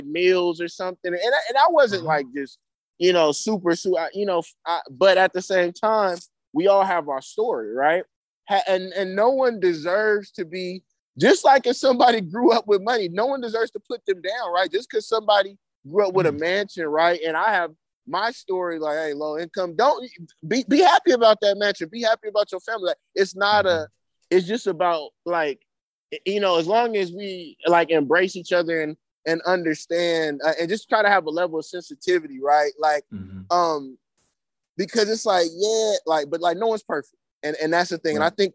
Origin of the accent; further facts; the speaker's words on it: Berkeley, California, United States; growing up in Berkeley and around this good schooling